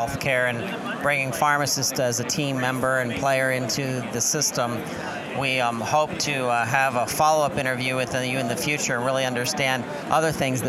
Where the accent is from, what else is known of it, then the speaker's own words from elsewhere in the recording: Pittsburgh, Pennsylvania, United States; you're also a fellow Pittsburgher, which is where I'm from as well